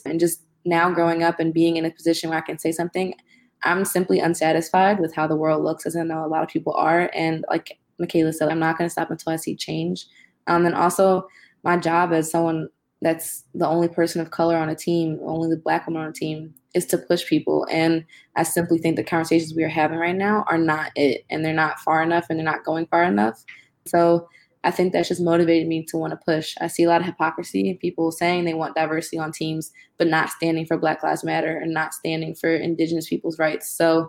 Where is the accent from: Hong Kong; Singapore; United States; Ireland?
United States; Philadelphia, Pennsylvania; moved away as an adult; Growing up in Philly, like, I've seen a lot of different sides of the coin. I went to an all-white private school